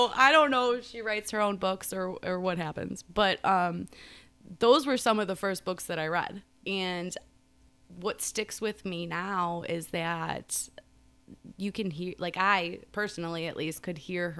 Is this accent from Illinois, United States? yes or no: yes; Hickory Hills, Illinois, United States; A little bit of all over. Yeah. Grew up in Hickory, Chicago, Hickory. We kind of bounced around a little bit.